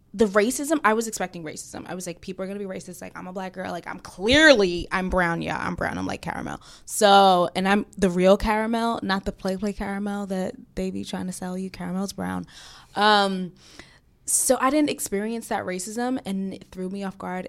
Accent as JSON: {"language": "English", "region": "New York", "country": "United States", "tie": "born or raised there", "said": "growing up in Brooklyn"}